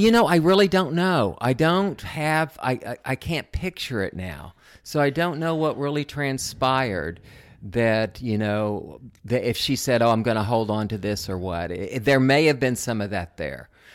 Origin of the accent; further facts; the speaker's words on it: Oklahoma City, Oklahoma, United States; moved away as an adult; also born or lived in Odessa, Texas / Liberal, Kansas / Pacific Northwest; went to Liberal Kansas and then Oklahoma, where I did most of my growing up in Oklahoma City